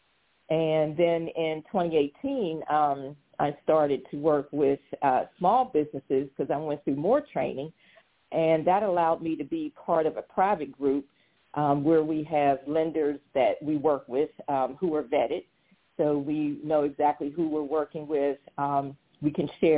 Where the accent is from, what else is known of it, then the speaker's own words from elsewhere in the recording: Pittsburgh, Pennsylvania, United States; moved away as an adult; also born or lived in Washington, D.C. area / Virginia; I'm originally from Pittsburgh, Pennsylvania